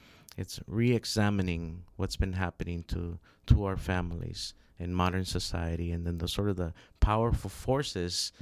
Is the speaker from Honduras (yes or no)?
yes; Honduras; I'm from Honduras